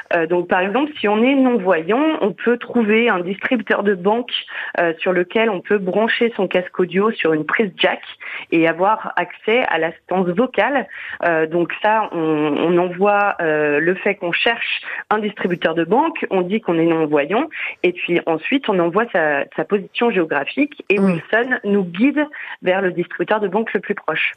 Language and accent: French; Saint-Étienne, Auvergne-Rhône-Alpes, France; je ne suis pas parisienne à l'origine, je suis stéphanoise